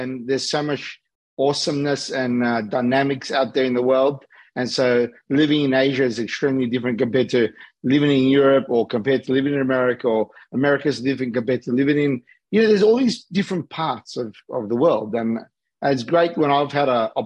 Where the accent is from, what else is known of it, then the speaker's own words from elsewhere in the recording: Australia; accent: Australian; also born or lived in Los Angeles, United States; I'm born and raised in Australia, but I live between LA and Sydney